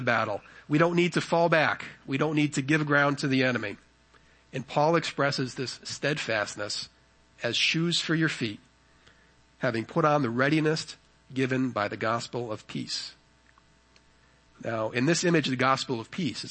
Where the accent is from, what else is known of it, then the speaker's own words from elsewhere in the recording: United States; being an American